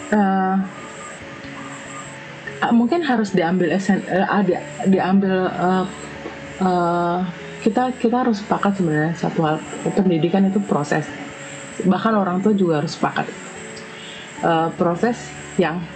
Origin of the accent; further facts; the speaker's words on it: Jakarta, Indonesia; aku besar di Jakarta SMA aku adalah di Setiabudi di Sudirman uh, rumahku di Bekasi